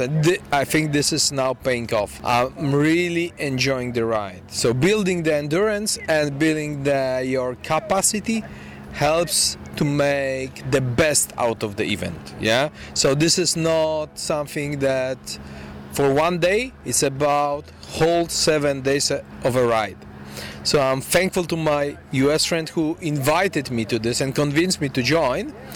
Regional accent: Poland; I'm coming from Europe, from Poland, so long way from here

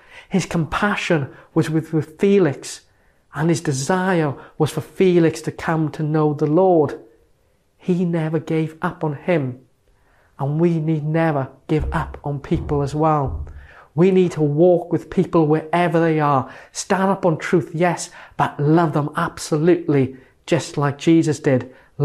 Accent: Merthyr Tydfil, Wales, United Kingdom; my hometown of Merthyr Tydfil

